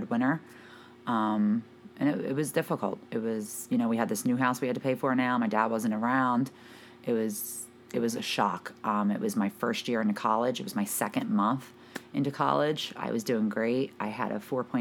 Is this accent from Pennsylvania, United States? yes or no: yes; Philadelphia, Pennsylvania, United States; moved away as an adult; now in New Jersey, United States; I grew up in Philadelphia, Pennsylvania. I lived there from the time that I was born